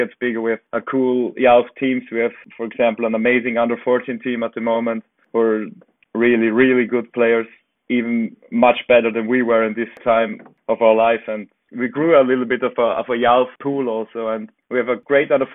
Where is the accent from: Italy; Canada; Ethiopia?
Italy; moved away as an adult; also born or lived in Vienna, Austria; I grew up in Italy, went there for studies to Vienna with 18 years